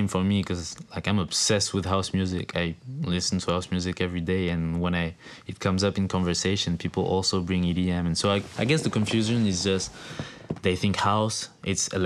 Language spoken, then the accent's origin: English; France; moved away; in France, like, there's a club in my hometown that plays really good house music